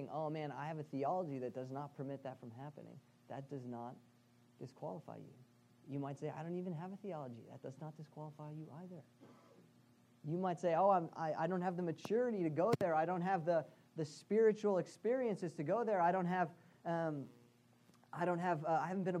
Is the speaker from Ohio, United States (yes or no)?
no; Boston, Massachusetts, United States; as a Bostonian